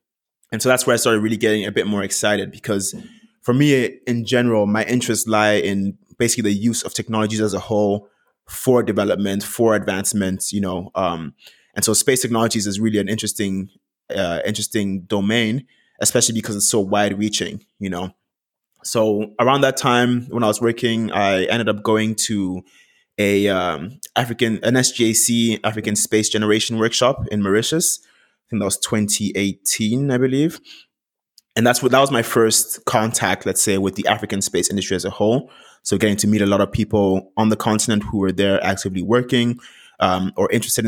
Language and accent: English; Vienna, Austria; moved away as an adult; also born or lived in Ghana / Vancouver, Canada; Originally, I was born in Ghana, but I moved to Vienna, Austria when I was around 5 years old. My dad had to move for work at the United Nations. So I went to school there, grew up there